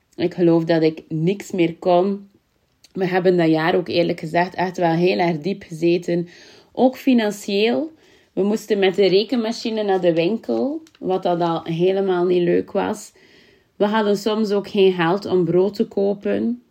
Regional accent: Kortemark, Flanders, Belgium; accent: West Flemish; natuurlijk kom ik ook vandaan uit Kortemark, wat dat in West-Vlaanderen ligt, is al te horen en mijn accent

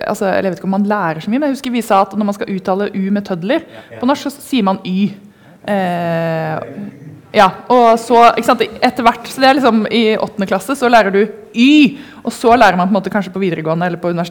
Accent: Germany; now in Norway; Jeg kommer fra Tyskland

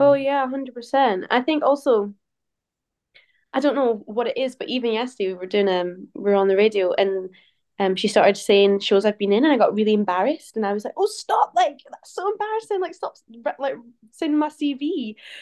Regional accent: St Andrews, Scotland, United Kingdom; I grew up in Saint Andrews

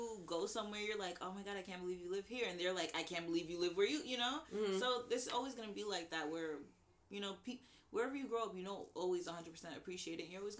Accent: New York, United States; I'm from New York

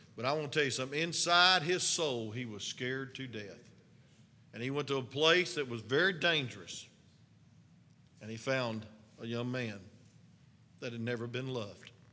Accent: North Georgia, United States; accent: hillbilly; some of us, hillbillies from the mountains of North Georgia. So they were making fun of my accent in Alaska

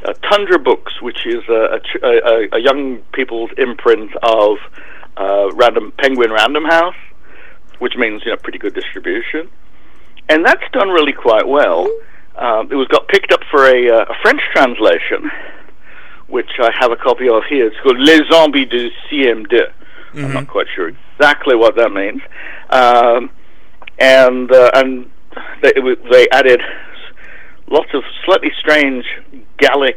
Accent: United Kingdom; I'm British.

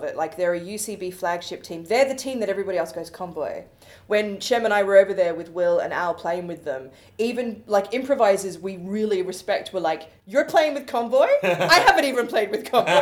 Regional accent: Australia; now in London, United Kingdom; as an Australian who grew up in the middle of fucking nowhere, like, it took me 4.5 hours on the airplane to get to the other side of my country

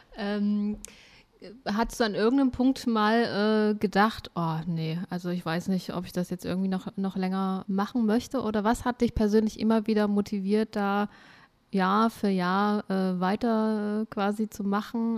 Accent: Germany; ich bin zwar in der DDR geboren

